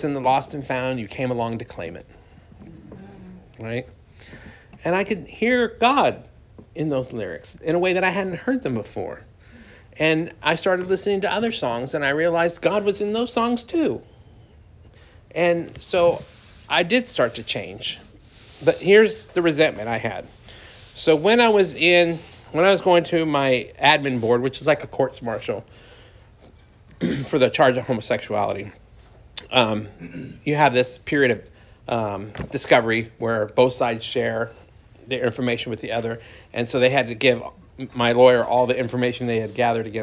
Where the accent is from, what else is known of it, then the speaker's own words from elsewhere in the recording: Sacramento, California, United States; moved away as an adult; also born or lived in Detroit, Michigan; now in Austin, United States; Sacramento, California, my hometown